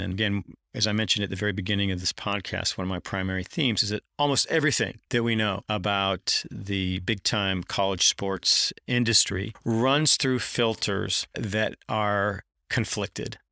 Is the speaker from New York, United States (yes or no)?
no; Durham, North Carolina, United States; moved away; I grew up in Durham, North Carolina, which is one of the best stops along Tobacco Road